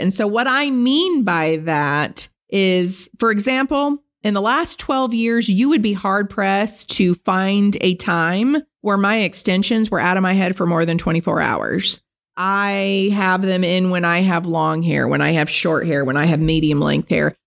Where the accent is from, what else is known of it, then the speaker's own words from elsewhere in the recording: Benicia, California, United States; I grew up dirt poor on Bayview Circle in Benicia, California, in government housing in the ghetto